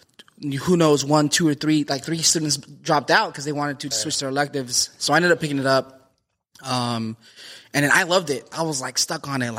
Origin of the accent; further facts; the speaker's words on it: Lindsay, California, United States; I was born in Lindsay, California.